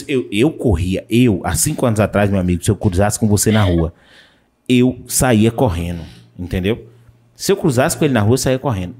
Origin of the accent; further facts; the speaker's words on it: Vitória da Conquista, Bahia, Brazil; minha mãe é de Vitória da Conquista, eu sou de Vitória da Conquista